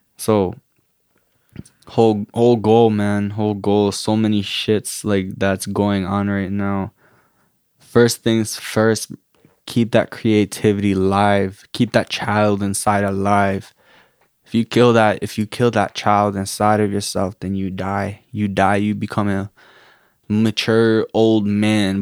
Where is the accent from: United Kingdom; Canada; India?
Canada; also born or lived in Guatemala; born and raised in Canada. My parents are immigrants from, um, Guatemala, refugees, actually